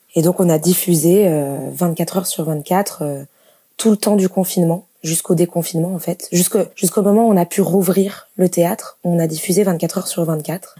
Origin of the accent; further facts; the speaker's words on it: Lyon, Auvergne-Rhône-Alpes, France; moved away as an adult; now in Toulouse, France; je suis de Lyon j'ai déménagé à Toulouse